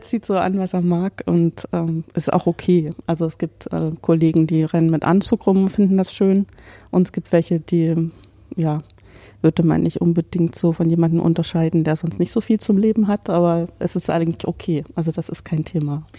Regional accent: Weimar, Thuringia, Germany; moved away as an adult; also born or lived in Dresden / Paderborn / Bonn / Hannover; now in Karlsruhe, Germany; Also ich stamme ursprünglich aus Weimar, habe in Dresden studiert

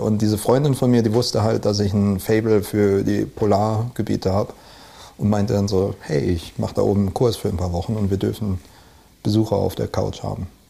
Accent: Neuwied, Rhineland-Palatinate, Germany; moved away; also born or lived in Westerwald / Oslo, Norway; aus dem Rheinland. Also ich bin halb halb im Westerwald und äh, in Neuwied aufgewachsen

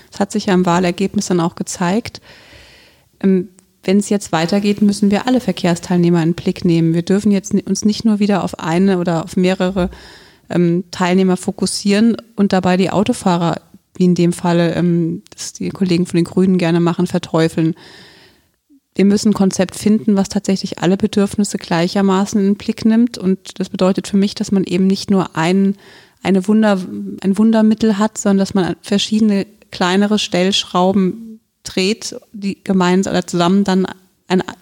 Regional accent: Bierstadt, Hesse, Germany; Also ich, A, bin ich in der Stadt aufgewachsen, beziehungsweise in Bierstadt aufgewachsen, was mir immer zu ländlich war. Deswegen bin ich dann irgendwann mitten in die Stadt gezogen

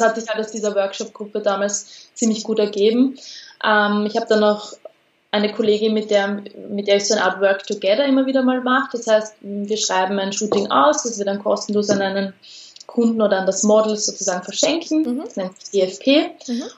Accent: Austria; bei uns in Österreich

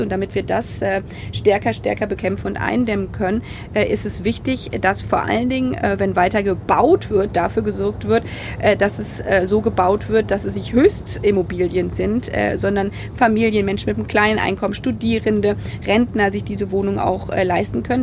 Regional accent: Potsdam, Brandenburg, Germany; ist für mich Potsdam nicht nur meine Heimat

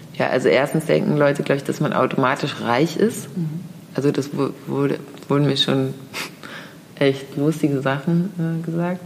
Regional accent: Hamburg, Germany; dass ich hier in Hamburg geboren bin, Absolut, in Eimsbüttel

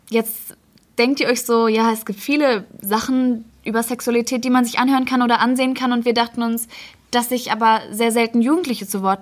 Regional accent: Bochum, North Rhine-Westphalia, Germany; ich bin 15 Jahre alt und ich komme aus Bochum.

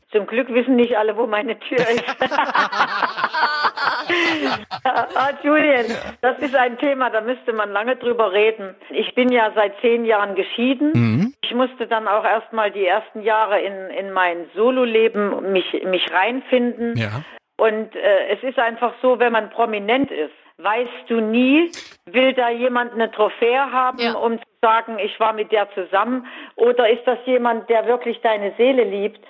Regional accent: Weimar, Thuringia, Germany; moved away; bin wirklich am 3. Oktober 96 in die Altstadt nach Weimar gezogen

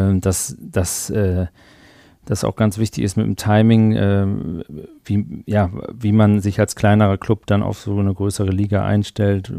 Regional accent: Germany; uns als Deutsche

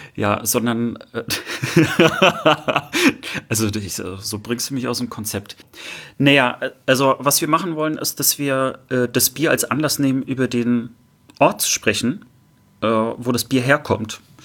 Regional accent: Rostock, Mecklenburg-Vorpommern, Germany; moved away as an adult; now in Cologne, Germany; Ich bin aus Rostock, ich bin also ein Fischkopf und äh, auch MacPommer, äh, wohne aber jetzt in Köln schon seit vielen, vielen Jahren.

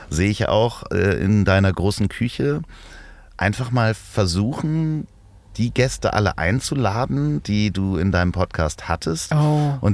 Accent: Hamburg, Germany; für mich als Hamburger

